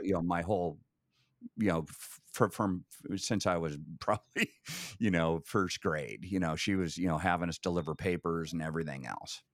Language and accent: English; Vale, Oregon, United States; also born or lived in Eugene, Oregon; born in Vail, Oregon, town of a thousand, um, literally, you know, a smaller population than most cruise ships, um, but spent, uh, you know, kinda grade school years there, uh, moved over to Eugene